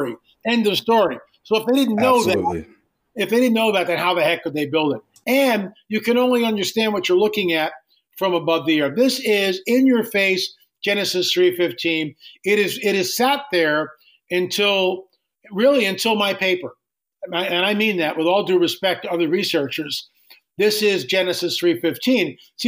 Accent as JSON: {"language": "English", "town": "Valley Forge", "region": "Pennsylvania", "country": "United States", "tie": "born or raised there", "said": "I grew up right outside of Valley Forge, 3 miles from Valley Forge, Pennsylvania."}